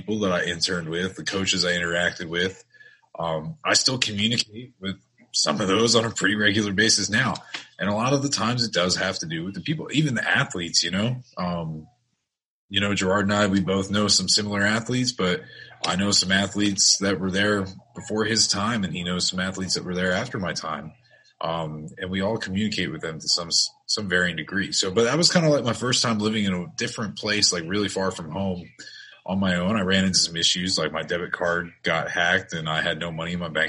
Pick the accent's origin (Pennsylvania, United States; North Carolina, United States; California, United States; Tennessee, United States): Pennsylvania, United States; central; moved away as an adult; also born or lived in Buffalo; I spent most of my life growing up in Pennsylvania, central Pennsylvania, all over the place